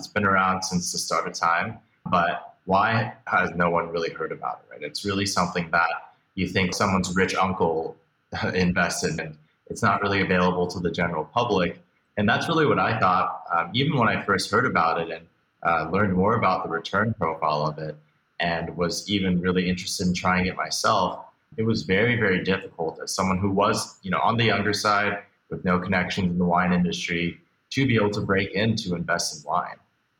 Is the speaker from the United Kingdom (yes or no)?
no; Beijing, China; also born or lived in Hong Kong; now in United States; I was born here in the States, but actually moved around a lot as a kid. Grew up mostly outside of the United States, spending some time in Beijing, Hong Kong, a few other places before I moved back here, mainly to go to college in the United States.